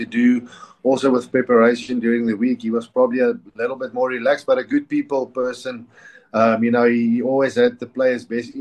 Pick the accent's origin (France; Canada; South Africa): South Africa; as a South African